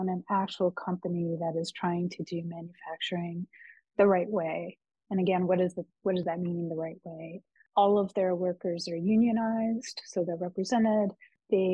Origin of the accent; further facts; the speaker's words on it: United States; I'm American.